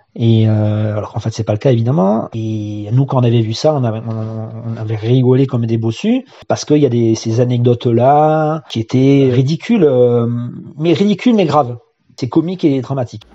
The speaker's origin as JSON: {"language": "French", "town": "Marseille", "region": "Provence-Alpes-Côte d'Azur", "country": "France", "tie": "born or raised there", "also_born_or_lived": "Seine-Saint-Denis", "said": "J'ai grandi en Seine-Saint-Denis et ensuite dans les quartiers nord de Marseille"}